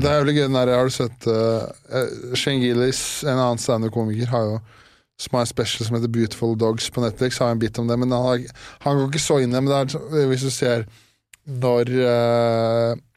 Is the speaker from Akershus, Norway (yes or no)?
yes; Årnes, Akershus, Norway; Årnes, der jeg er fra